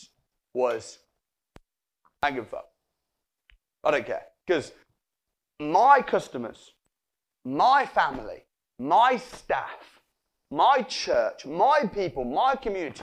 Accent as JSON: {"language": "English", "town": "Wolverhampton", "region": "West Midlands", "country": "United Kingdom", "said": "I'm from Wolverhampton"}